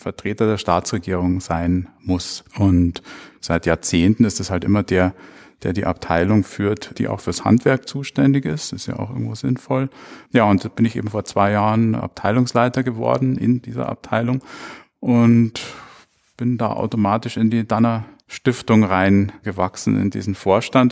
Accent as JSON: {"language": "German", "town": "Munich", "region": "Bavaria", "country": "Germany", "tie": "born or raised there", "said": "ich bin 1960 in München geboren und aufgewachsen"}